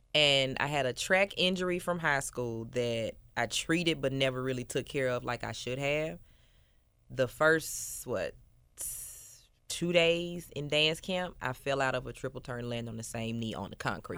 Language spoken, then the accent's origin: English; Memphis, Tennessee, United States; I am born and raised in Memphis, Tennessee. I grew up in Westwood